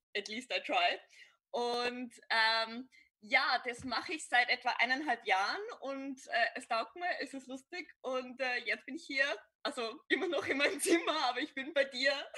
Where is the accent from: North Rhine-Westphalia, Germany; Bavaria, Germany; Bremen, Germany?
Bavaria, Germany; Upper; now in Vienna, Austria; Also ich bin ein, ein Bayer, ich würde jetzt nicht ganz spezifizieren, wo ich herkomme, aber nur so viel, ich komme aus Oberbayern.